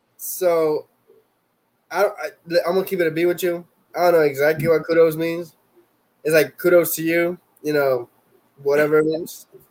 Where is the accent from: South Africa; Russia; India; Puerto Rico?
Puerto Rico; first language Spanish; English is a second language; moved away